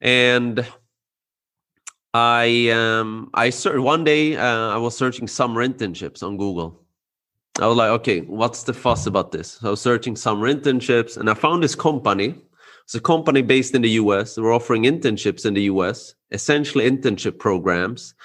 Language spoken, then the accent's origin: English; Sweden; born and raised in Sweden.